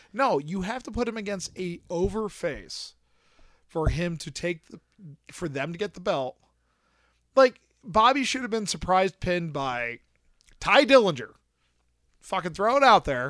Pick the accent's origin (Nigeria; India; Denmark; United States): United States; Pennsylvania; I'm from Pennsylvania